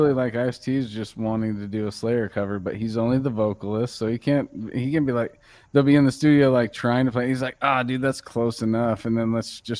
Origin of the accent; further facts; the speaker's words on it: the Bay Area, California, United States; me growing up in the Bay